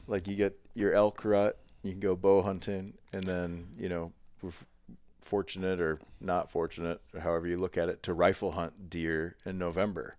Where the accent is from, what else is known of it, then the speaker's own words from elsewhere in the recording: Ohio, United States; moved away as an adult; also born or lived in Montana; that is my roots of growing up in Ohio, getting into hunting as a young teenager